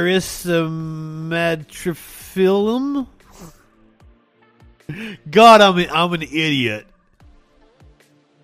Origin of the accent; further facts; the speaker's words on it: Eastern Kentucky, United States; that's my natural accent, by the way. I'm from Eastern Kentucky